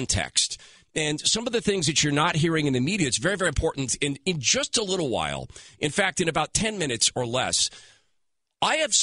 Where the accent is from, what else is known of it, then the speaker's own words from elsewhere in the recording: Seattle, Washington, United States; I am from Seattle.